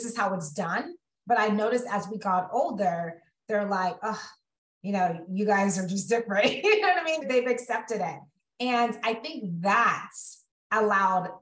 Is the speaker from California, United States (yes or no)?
yes; Central California, United States; also born or lived in Los Angeles County, California; born and raised in California. So grew up in Central California.